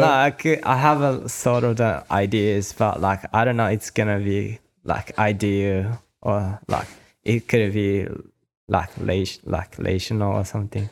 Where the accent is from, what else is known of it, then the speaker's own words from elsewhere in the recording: Kanagawa, Japan; also born or lived in Australia; my hometown is called Shonan